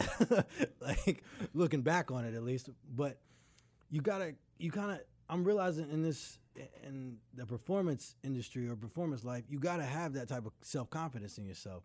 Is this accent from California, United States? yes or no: no; Durham, North Carolina, United States; also born or lived in Greenville; I grew up in Durham until I went off to college